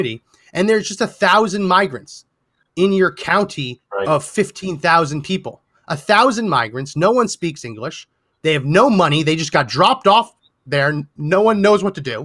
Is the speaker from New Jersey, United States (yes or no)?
yes; New Jersey, United States; I grew up in New Jersey, and the Meadowlands